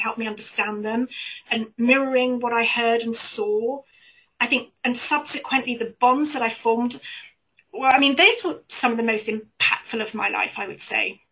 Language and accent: English; United Kingdom; accent: British; by my accent, I'm British and I live in the UK